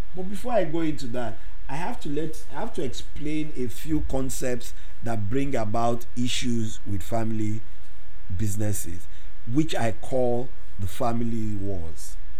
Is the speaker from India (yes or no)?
no; Nigeria; Growing up in Nigeria